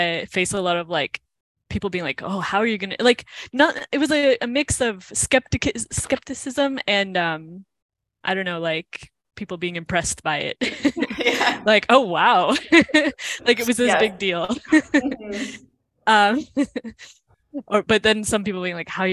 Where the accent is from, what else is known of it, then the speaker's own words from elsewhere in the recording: United States; moved away as an adult; also born or lived in Cleveland; now in Spain; being like an American